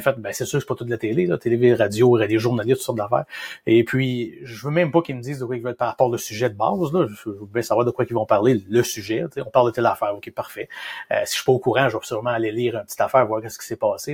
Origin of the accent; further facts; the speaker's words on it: Shawinigan, Quebec, Canada; on vient de Shawinigan